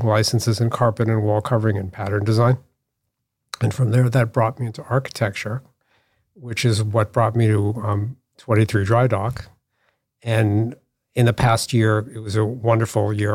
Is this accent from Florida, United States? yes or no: no; Newton, Massachusetts, United States; I grew up, um, outside Boston in Newton.